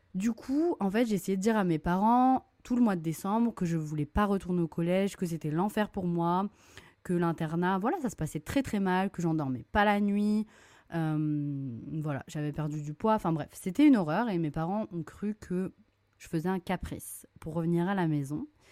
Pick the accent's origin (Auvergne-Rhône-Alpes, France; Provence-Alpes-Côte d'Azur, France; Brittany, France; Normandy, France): Brittany, France; Lorient; j'ai grandi à Lorient, une petite ville en Bretagne